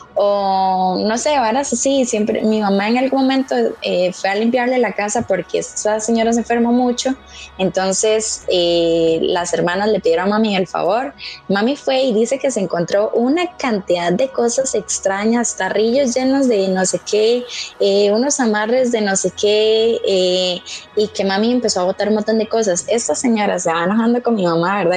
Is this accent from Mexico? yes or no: no; Pérez Zeledón, San José, Costa Rica; Yo soy de Pérez, soy de pueblo